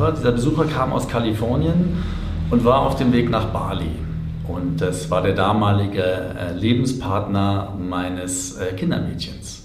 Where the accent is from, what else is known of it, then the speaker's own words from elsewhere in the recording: Berlin, Germany; ich bin als Kind in Berlin groß geworden, zwei Kilometer von der Mauer entfernt